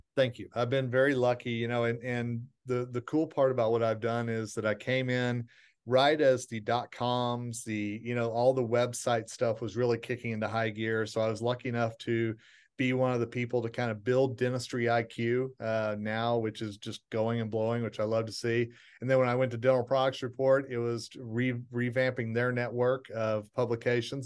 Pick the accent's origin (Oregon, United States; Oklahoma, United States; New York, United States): Oklahoma, United States; Tulsa; my hometown of Tulsa, Oklahoma